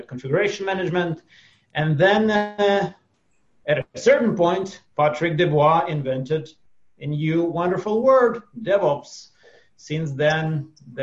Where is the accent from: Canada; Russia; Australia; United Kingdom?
Russia; now in Israel; For the last 30 years, I've been living in Israel. Before that, I was born and brought up in Russia